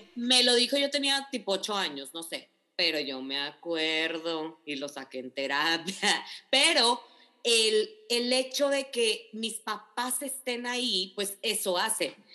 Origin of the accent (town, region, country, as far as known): Mexico